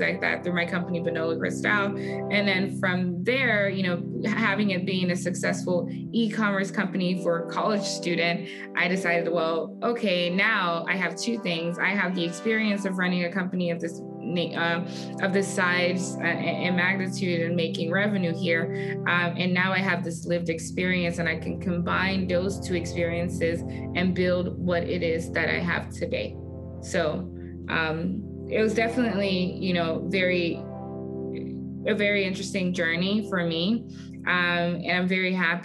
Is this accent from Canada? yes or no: no; Nigeria; moved away as an adult; also born or lived in Houston, Texas; now in United States; I am an immigrant. I moved to US from my home country, Nigeria, for college, and I've lived here ever since